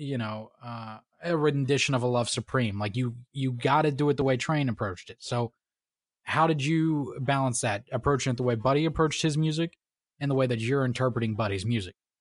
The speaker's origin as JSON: {"language": "English", "region": "Florida", "country": "United States", "tie": "born or raised there", "moved": "yes", "said": "I grew up in, in a, you know, middle class family, you know, whatnot, came from Florida"}